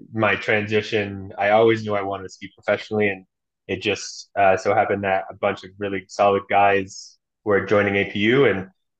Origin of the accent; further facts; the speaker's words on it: Alaska, United States; I am from Alaska originally, born and raised, and I've been training there and skiing there my whole life